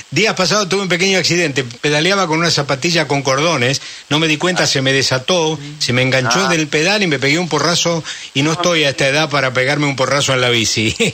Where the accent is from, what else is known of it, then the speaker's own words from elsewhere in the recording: Argentina; ¿usted de qué nacionalidad es? Le digo, soy argentino.